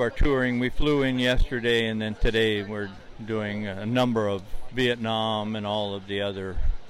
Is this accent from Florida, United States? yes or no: no; Colorado, United States; I'm from Colorado.